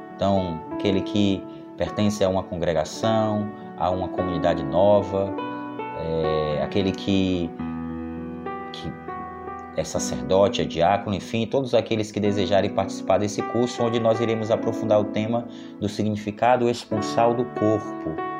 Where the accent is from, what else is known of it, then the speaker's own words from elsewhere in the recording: Salvador, Bahia, Brazil; sou natural de Salvador